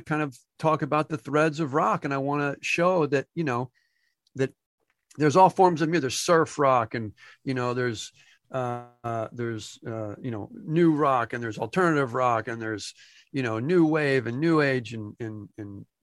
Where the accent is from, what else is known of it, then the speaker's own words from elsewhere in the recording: Freehold, New Jersey, United States; My hometown is Freehold, New Jersey.